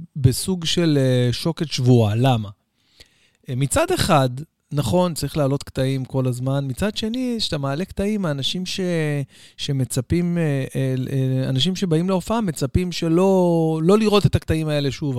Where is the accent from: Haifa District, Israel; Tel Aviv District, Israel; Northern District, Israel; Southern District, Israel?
Tel Aviv District, Israel; Bat Yam; אצלנו בבת ים, אוקיי? אה, הייתי מתפלל שנים על גבי שנים על גבי שנים, בעצם מאז שאני זוכר את עצמי, בבית כנסת המרכזי בבת ים